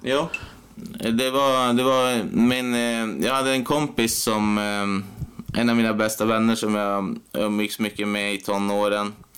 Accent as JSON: {"language": "Swedish", "town": "Piteå", "region": "Norrbotten County", "country": "Sweden", "tie": "born or raised there", "also_born_or_lived": "Umeå", "said": "Jag är född här i Piteå och bott här hela mitt liv."}